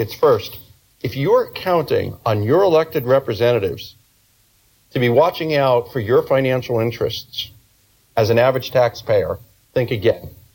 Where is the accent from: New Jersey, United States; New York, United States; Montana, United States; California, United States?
New York, United States; as a New Yorker